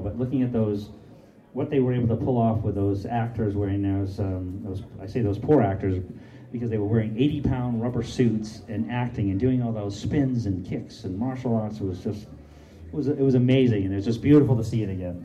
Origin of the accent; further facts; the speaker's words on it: Portland, Maine, United States; I grew up in Portland, Maine